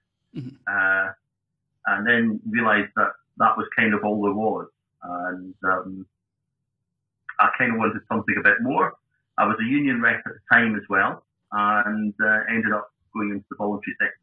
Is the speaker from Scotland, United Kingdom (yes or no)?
yes; Edinburgh, Scotland, United Kingdom; also born or lived in West Lothian / Johannesburg, South Africa; now in Dunfermline, United Kingdom; Born in Edinburgh, initially raised in Trefethen, West Lothian, moved to Edinburgh.